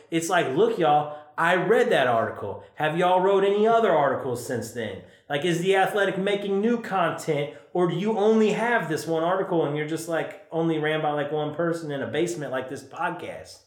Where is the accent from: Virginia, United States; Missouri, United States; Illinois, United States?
Illinois, United States; Chicago; I'm from Chicago.